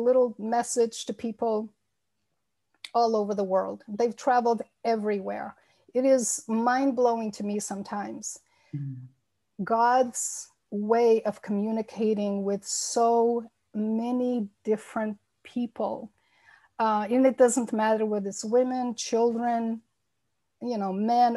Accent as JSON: {"language": "English", "area": "Massachusetts and New Hampshire", "region": "Northeast United States", "country": "United States", "tie": "born or raised there", "also_born_or_lived": "Azores, Portugal", "said": "I came to the United States when I was a child and lived in the Northeast in Massachusetts and mostly in New Hampshire, the state of New Hampshire, most of my life."}